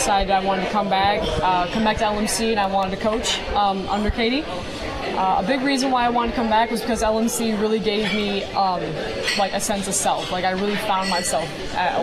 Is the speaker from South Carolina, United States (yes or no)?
no; Mattawan, Michigan, United States; I'm not too far away. Like, I'm from Mattawan